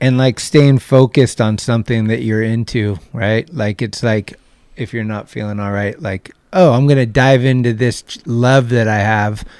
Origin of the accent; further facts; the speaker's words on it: Redwood City, California, United States; also born or lived in San Francisco; was born in Redwood City, which is like twenty minutes south. So I've been here my whole life pretty much in this area